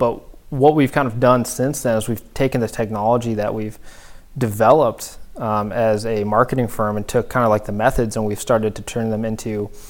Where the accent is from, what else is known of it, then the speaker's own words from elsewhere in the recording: Northern California, United States; moved away as an adult; now in Buffalo, United States; Yeah, absolutely. So I grew up in Northern California.